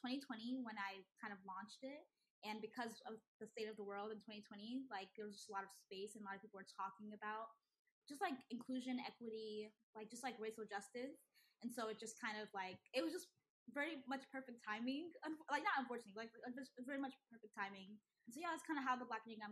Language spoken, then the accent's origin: English; Houston, Texas, United States; also born or lived in Nigeria; Houston, I grew up in Houston specifically.